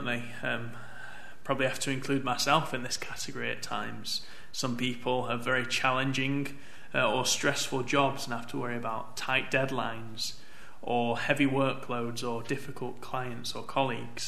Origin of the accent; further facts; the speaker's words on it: Manchester, North West England, United Kingdom; I grew up in Manchester